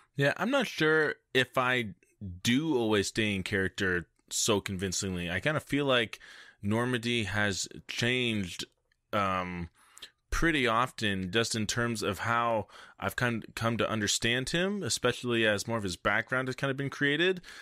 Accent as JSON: {"language": "English", "country": "Canada", "said": "I'm French Canadian"}